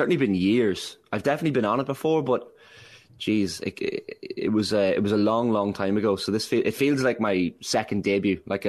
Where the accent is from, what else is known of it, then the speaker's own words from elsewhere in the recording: Monaghan, Ulster, Ireland; I had a link to Monaghan United because I'm from Monaghan Town.